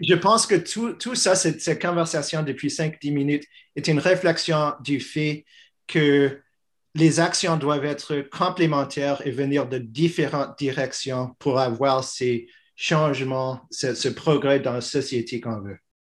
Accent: Montreal, Quebec, Canada; je suis fièrement québécois, je suis montréalais, je suis canadien

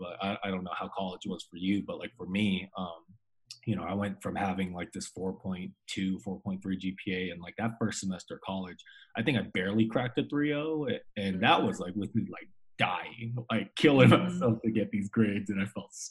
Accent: Colorado Springs, Colorado, United States; also born or lived in Fort Collins; I was born and raised in Colorado Springs, went to Harrison High School with Audrey

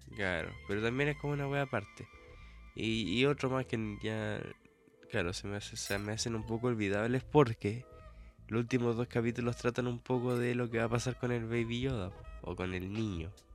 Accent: Chile

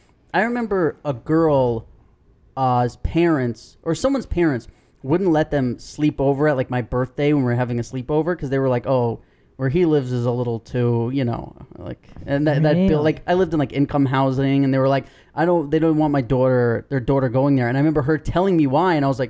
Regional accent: New York City, New York, United States; growing up in New York

